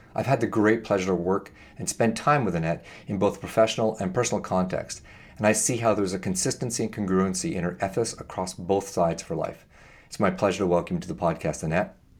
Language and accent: English; Canada; As a Canadian